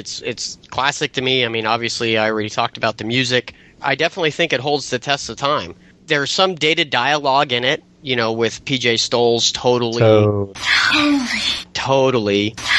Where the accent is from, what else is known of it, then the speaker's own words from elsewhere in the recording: Southern California, United States; I grew up in Southern California.